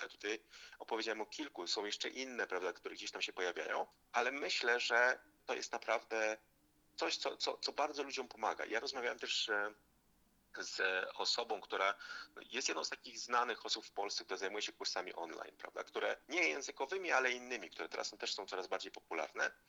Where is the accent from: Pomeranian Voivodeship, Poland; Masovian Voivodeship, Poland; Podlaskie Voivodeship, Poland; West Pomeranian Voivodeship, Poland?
Masovian Voivodeship, Poland; Zielonka; urodziłem się i pochodzę z Zielonki, to jest ma miejscowość pod Warszawą